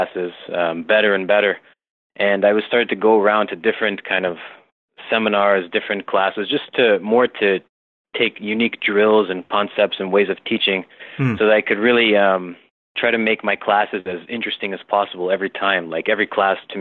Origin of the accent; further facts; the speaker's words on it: Toronto, Ontario, Canada; I'm from Toronto, Canada